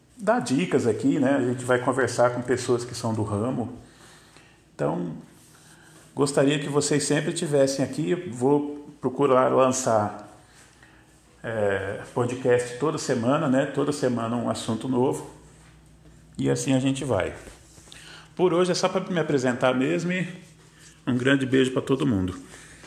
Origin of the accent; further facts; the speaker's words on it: São José dos Campos, São Paulo, Brazil; eu sou de São José dos Campos, São Paulo